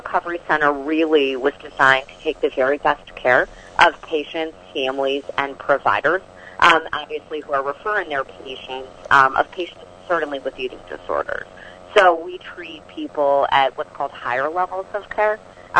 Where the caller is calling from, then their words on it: Chicago, Illinois, United States; So I'm calling in from Chicago today.